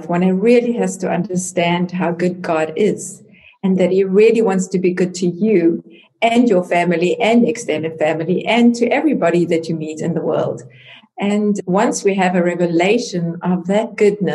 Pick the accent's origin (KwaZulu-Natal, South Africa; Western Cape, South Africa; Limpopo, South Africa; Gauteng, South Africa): KwaZulu-Natal, South Africa; Salt Rock; moved away as an adult; also born or lived in Durban, South Africa / Johannesburg, South Africa; now in Germany; I was born in South Africa, in Durban, That's the north coast of South Africa. And I grew up in a little town called Salt Rock.